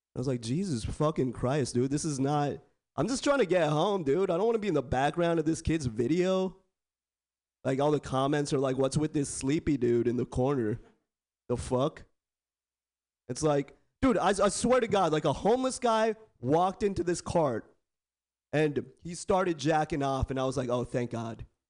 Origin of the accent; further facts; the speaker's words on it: Bay Area, California, United States; I was born and raised in the Bay Area born and raised